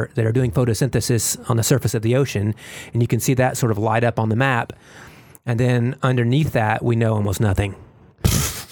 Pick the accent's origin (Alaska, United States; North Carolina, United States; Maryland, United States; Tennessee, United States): Tennessee, United States; moved away; I'm from the South